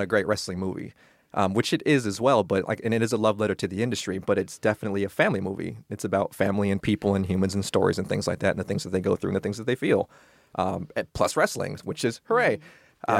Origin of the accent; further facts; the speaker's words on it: California, United States; also born or lived in New York; I'm from California.